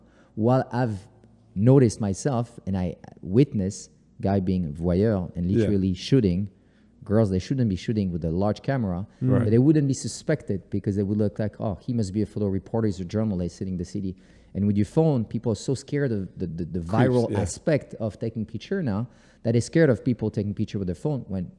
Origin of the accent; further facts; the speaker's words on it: New York, United States; now in Paris, France; I'll take it to New York because yeah. this is my hometown right.